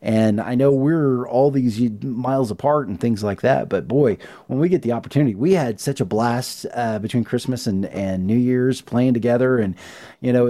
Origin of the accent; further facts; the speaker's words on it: Union City, Oklahoma, United States; I'm from Union City, Oklahoma. That's my hometown